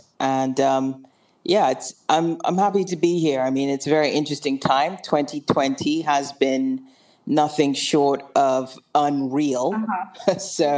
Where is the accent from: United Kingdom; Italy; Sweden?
United Kingdom; England; also born or lived in Wilmington, United States / Nigeria; I was born in America in Wilmington, Delaware. Good old Wilmington, Delaware, and. I grew up in England. I went to boarding school, so I split my time between England and Nigeria